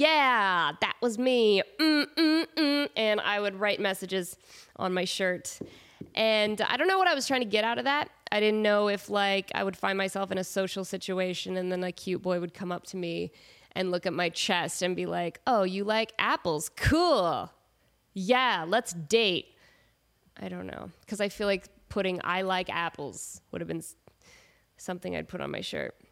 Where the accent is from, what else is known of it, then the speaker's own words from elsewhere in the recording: Portland, Oregon, United States; moved away; I'm from Portland